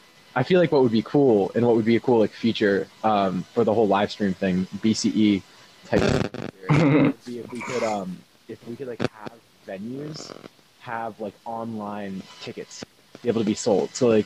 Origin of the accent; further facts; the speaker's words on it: West Coast, United States; now in Boston, United States; And then I'm also like, I'm from the West Coast.